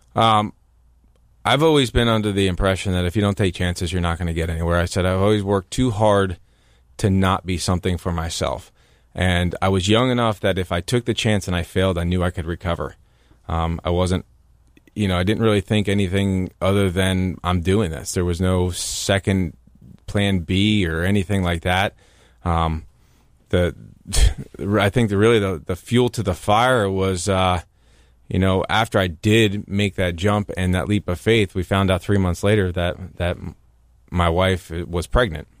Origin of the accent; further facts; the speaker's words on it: New Jersey, United States; growing up in New Jersey and listening to country music